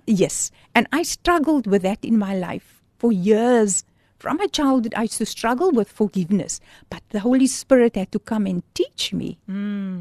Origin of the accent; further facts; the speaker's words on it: Port Elizabeth, Eastern Cape, South Africa; moved away as an adult; now in Cape Town, South Africa; when I moved to Cape Town, because I'm from Port Elizabeth, so I came to study in Cape Town